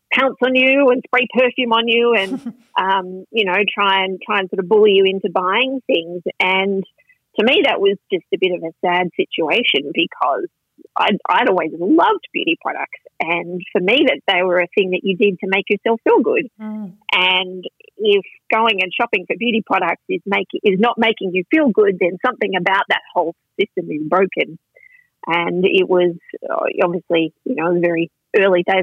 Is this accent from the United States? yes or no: no; Launceston, Tasmania, Australia; moved away as an adult; I grew up in Tasmania, so ah. um, I was I was born there. I um, lived in Launceston for the first eighteen years of my life